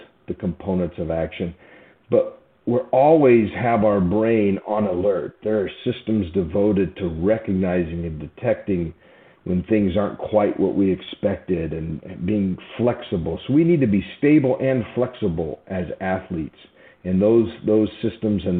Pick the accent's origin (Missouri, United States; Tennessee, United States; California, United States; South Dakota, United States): California, United States; Southern; now in Nashville, United States; I'm from Southern California